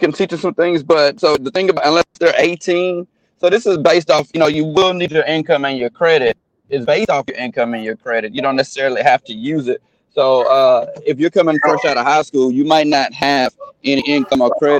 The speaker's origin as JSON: {"language": "English", "country": "United States", "tie": "born or raised there", "said": "I live in South Park now. I was born and raised in the Pearl Orchard, right here"}